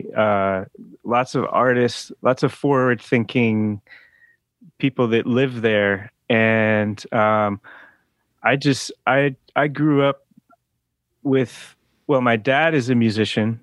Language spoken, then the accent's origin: English; the Berkshires, Western Massachusetts, United States; moved away; also born or lived in Oakland, California; I grew up in Western Massachusetts